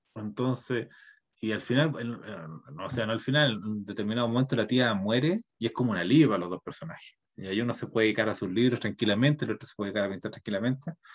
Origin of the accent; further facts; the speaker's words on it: Chile; nuestro país está cambiando, es como de ser un país neoliberal, va a ser un país como socialista